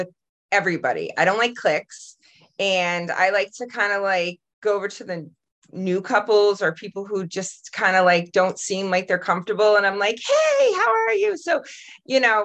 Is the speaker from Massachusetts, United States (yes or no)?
yes; Massachusetts, United States; I'm from Massachusetts